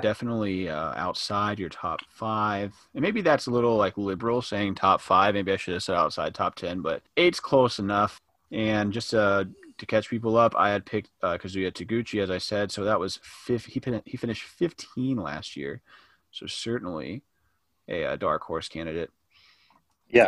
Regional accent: the South, United States; We're from the South

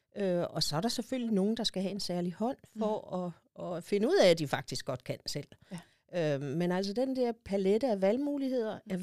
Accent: Nykøbing Sjælland, Zealand, Denmark; also born or lived in Copenhagen; Jeg er født og opvokset i Nykøbing Sjælland

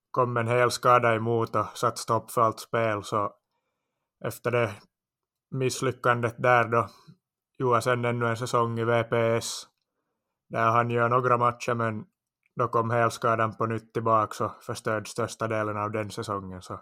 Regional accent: Iskmo, Ostrobothnia, Finland; also born or lived in Parma, Italy; jag började nog spela som liten pojke i Iskmo Ljungsund bollklubb, vår lokala förening här i trakten.

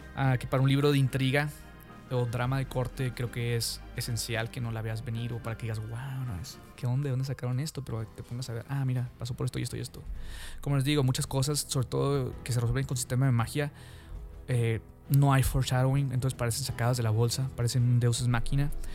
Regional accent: Mexico; yo soy de México, de Latinoamérica

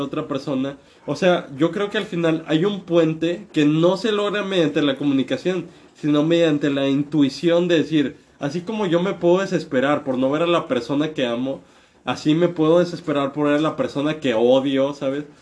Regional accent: northern Mexico, Mexico; moved away as an adult; now in Mexico City, Mexico; yo que crecí en México toda mi vida en el norte de México y acabo de emigrar a la capital.

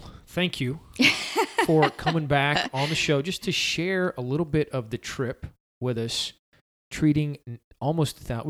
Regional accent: Summerville, South Carolina, United States; Because growing up in Somerville, all the stations are way down in Mount Pleasant and Charleston.

